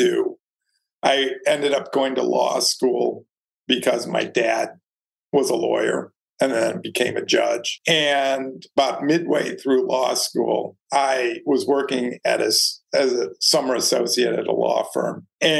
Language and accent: English; suburb of Detroit, Michigan, United States; moved away as an adult; now in New York, United States; I grew up in a nice suburb of Detroit